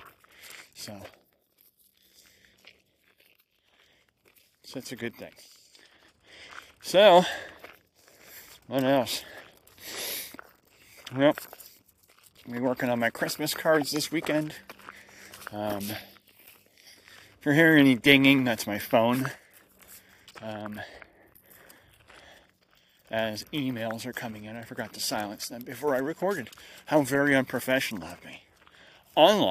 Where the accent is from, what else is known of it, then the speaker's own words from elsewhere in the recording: United States; I'm an American. And I'm actually not swearing in my country